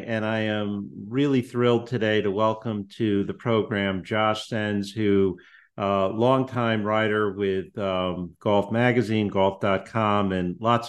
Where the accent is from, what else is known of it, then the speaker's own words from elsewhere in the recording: West Hartford, Connecticut, United States; I'm from West Hartford, so two New England guys.